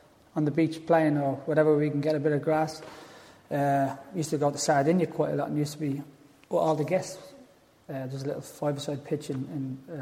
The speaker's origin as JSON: {"language": "English", "town": "Dublin", "region": "Leinster", "country": "Ireland", "tie": "born or raised there", "said": "All of us from my area where I was brought up in Tala."}